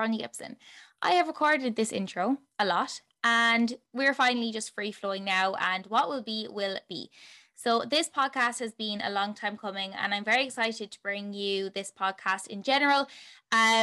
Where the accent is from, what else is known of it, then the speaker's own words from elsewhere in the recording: Tipperary, Munster, Ireland; also born or lived in Limerick, Ireland; I am from Tipperary in Ireland